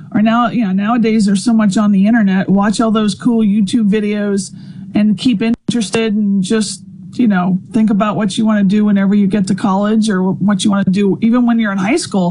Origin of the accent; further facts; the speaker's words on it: Louisiana, United States; moved away as an adult; also born or lived in Arizona; now in Mississippi, United States; I'm from Louisiana